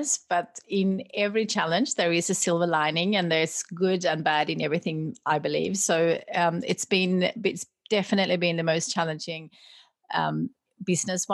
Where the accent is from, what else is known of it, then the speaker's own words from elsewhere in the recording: Sweden; moved away as an adult; now in Australia; I grew up in Sweden